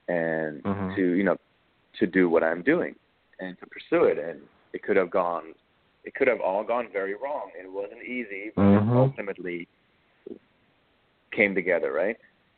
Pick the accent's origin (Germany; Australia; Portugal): Germany; Dusseldorf, North Rhine-Westphalia; also born or lived in Berlin; now in United States; And Berlin was the city that I came from. I grew up in Dusseldorf, West Germany